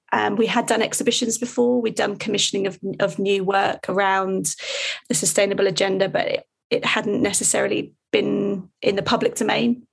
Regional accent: Hertfordshire, East of England, United Kingdom; I grew up in Hertfordshire

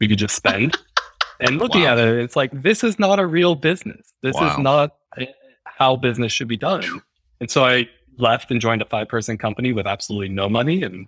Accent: rural place between Lancaster, and Philadelphia, Pennsylvania, United States; moved away as an adult; also born or lived in New York; I'm from a pretty rural place between Lancaster, Pennsylvania, and Philadelphia

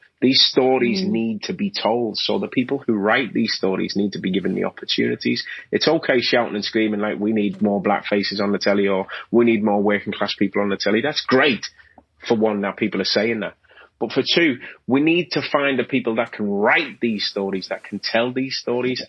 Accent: Liverpool, North West England, United Kingdom; accent: Scouse; people wouldn't identify me as being a Scouser

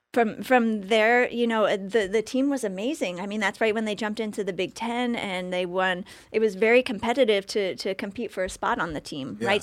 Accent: Orwigsburg, Pennsylvania, United States; Orwigsburg, so Schuylkill County, Pennsylvania

